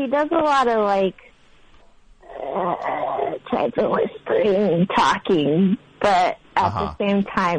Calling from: Montana, United States

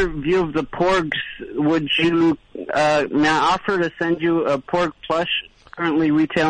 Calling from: Brooklyn, New York, United States; calling from Brooklyn.

